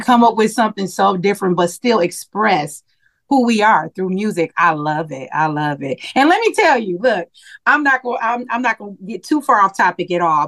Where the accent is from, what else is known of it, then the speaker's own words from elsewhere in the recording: Milwaukee, Wisconsin, United States; moved away; back in my hometown in Milwaukee, Wisconsin